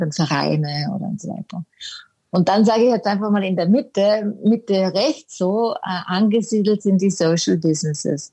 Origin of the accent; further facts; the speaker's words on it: Vorarlberg, Austria; moved away as an adult; now in Munich, Germany; eigentlich bin ich Vorarlbergerin, komme aus dem Vorarlberg, bin aber mit 18 schon irgendwo damals in die weite Welt